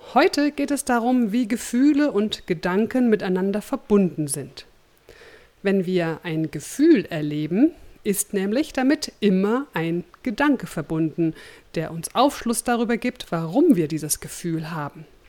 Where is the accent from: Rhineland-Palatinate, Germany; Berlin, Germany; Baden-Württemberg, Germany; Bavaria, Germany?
Berlin, Germany; moved away; in meine alte Heimat Berlin